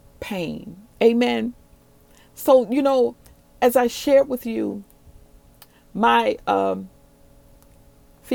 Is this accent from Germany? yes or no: no; New Orleans, Louisiana, United States; moved away as an adult; also born or lived in Dallas-Fort Worth, Texas; I'm originally from New Orleans